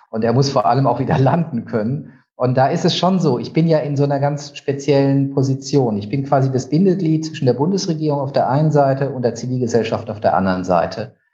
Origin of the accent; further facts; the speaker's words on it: Heidelberg, Baden-Württemberg, Germany; Ich komme eigentlich aus der Ecke Heidelberg.